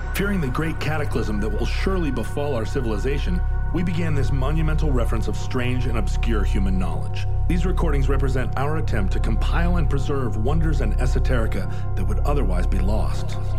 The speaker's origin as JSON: {"language": "English", "region": "Alaska", "country": "United States", "tie": "born or raised there", "said": "I grew up in Alaska"}